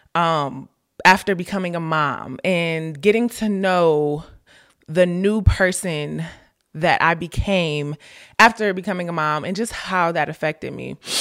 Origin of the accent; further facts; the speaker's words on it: Ohio, United States; moved away as an adult; also born or lived in Florida; I went to Florida, I'm from Ohio.